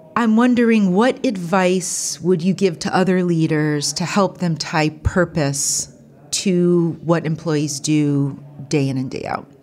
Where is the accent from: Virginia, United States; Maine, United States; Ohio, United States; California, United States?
Ohio, United States; Columbus, Ohio, which is my home state